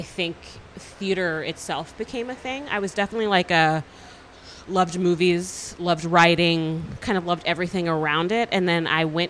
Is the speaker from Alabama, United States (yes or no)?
no; Northern New Jersey, United States; also born or lived in Flushing, Queens, New York; now in Brooklyn, United States; I was born in Queens, but like mostly raised in like Northern Jersey.